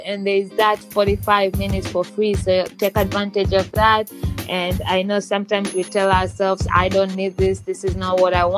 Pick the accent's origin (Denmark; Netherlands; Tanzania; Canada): Tanzania; moved away; also born or lived in United Kingdom / Malaysia; I'm from Tanzania, and I know I have some followers from Tanzania, and I used to live in other countries like UK and Malaysia